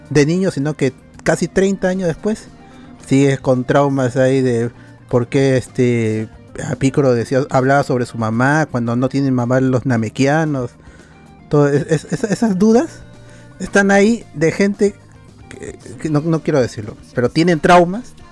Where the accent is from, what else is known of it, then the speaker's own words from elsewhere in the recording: Lima, Peru; Con la justa somos limeños. La mayoría con la justa es limeña.